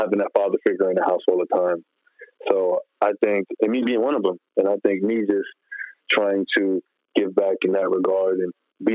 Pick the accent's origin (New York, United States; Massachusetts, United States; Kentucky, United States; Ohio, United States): New York, United States; growing up in New York